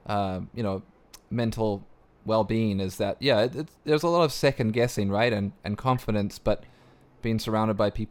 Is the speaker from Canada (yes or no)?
no; New Zealand; moved away; I'm originally from New Zealand